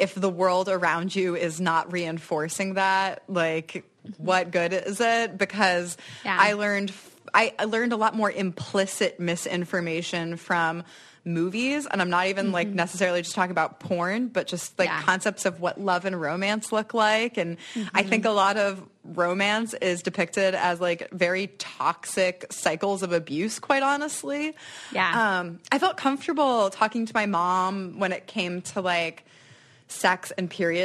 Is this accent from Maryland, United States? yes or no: yes; Silver Spring, Maryland, United States; also born or lived in New York; now in Detroit, United States; I grew up in Montgomery County, which is a pretty good school district